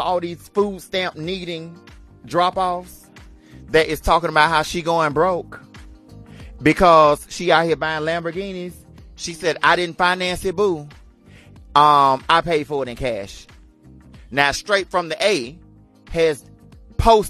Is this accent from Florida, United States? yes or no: no; Alabama, United States; when I was growing up in Alabama